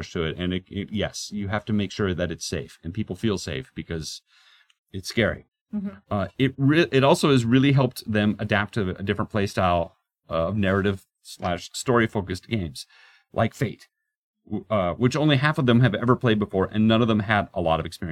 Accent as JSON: {"language": "English", "town": "Portland", "country": "United States", "tie": "born or raised there", "moved": "yes", "said": "I grew up in Portland"}